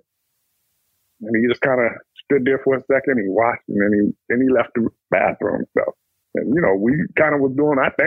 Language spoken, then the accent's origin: English; Texas, United States; now in Minnesota, United States; I was born and raised in Texas, moved to Minnesota, went, you know, from my mom and dad moving us up here